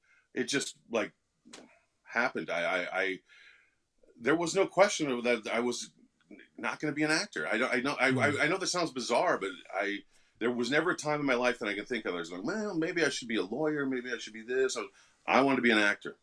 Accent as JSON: {"language": "English", "town": "Sioux Falls", "region": "South Dakota", "country": "United States", "tie": "born or raised there", "also_born_or_lived": "Kansas City, Missouri", "said": "I grew up in Sioux Falls, South Dakota, where I went to school"}